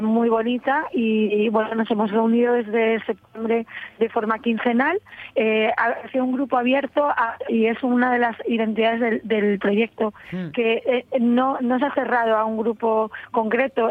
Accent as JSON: {"language": "Spanish", "town": "Gijón", "region": "Asturias", "country": "Spain", "also_born_or_lived": "Paris, France / Cabranes, Asturias", "moved": "as an adult", "said": "yo soy de Gijón"}